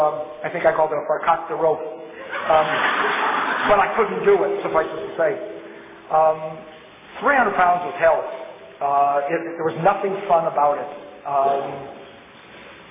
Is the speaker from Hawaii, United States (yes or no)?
no; Los Angeles, California, United States; I grew up in the Fairfax area. I grew up in Los Angeles.